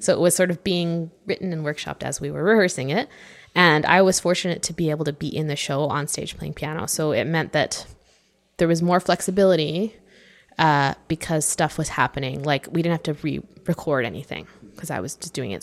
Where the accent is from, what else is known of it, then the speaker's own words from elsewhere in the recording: Vancouver, British Columbia, Canada; I'm from Vancouver